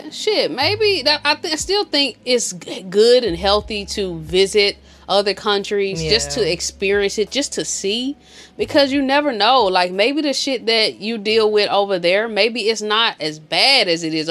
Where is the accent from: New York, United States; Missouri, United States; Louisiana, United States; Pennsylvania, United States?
Missouri, United States; St. Louis; moved away as an adult; also born or lived in Georgia; when I left St. Louis the second time, like after I graduated high school and I went down to college, you could barely pay me to go back home